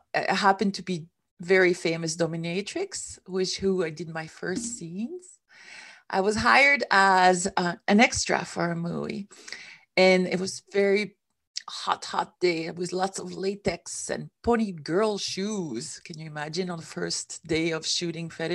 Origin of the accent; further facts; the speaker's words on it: Switzerland; moved away as an adult; also born or lived in San Diego; I came from Switzerland, which is where I come from.